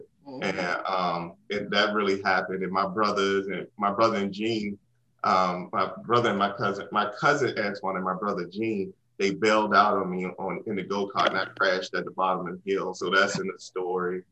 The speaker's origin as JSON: {"language": "English", "town": "Washington", "region": "District of Columbia", "country": "United States", "tie": "born or raised there", "said": "I grew up in Washington, D.C. and South Beach"}